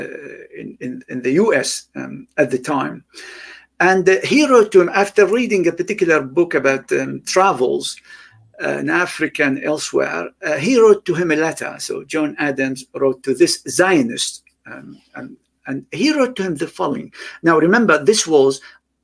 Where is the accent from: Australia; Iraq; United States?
Iraq; moved away; I grew up in Iraq